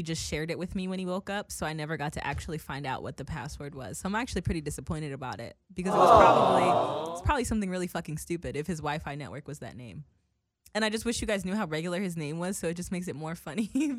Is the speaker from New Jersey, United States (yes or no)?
yes; Woodbridge, New Jersey, United States; now in New York, United States; Woodbridge, my hometown.